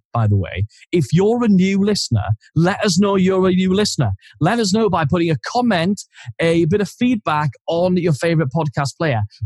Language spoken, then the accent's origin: English; Geordie, North East England, United Kingdom; accent: Geordie; as soon as I'm around another Geordie person, I suddenly turn like Jimmy Neil